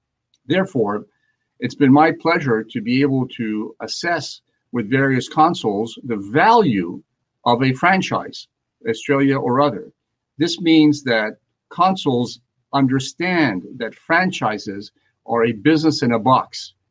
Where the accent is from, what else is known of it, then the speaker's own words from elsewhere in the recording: Montreal, Quebec, Canada; now in United States; I grew up in Montreal, Canada, and of course, I speak three languages.